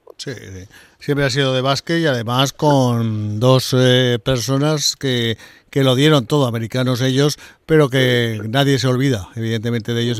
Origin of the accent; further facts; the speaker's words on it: Aragon, Spain; como aragonés